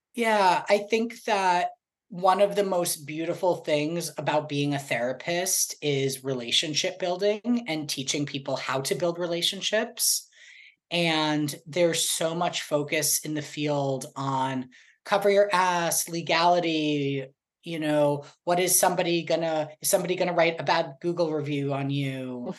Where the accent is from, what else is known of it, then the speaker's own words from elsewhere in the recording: Boston, Massachusetts, United States; now in Sherman Oaks, United States; I'm from Boston and I lived the majority of my life in Boston